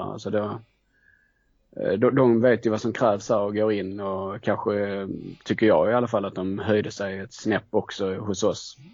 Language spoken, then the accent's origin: Swedish; Skåne, Sweden; jag är ju eh, från Skåne så att det har väl varit ganska naturligt att, eh, att det blev Malmö FF. Eh, bodde ju inte jättenära Malmö i, eh, när jag växte upp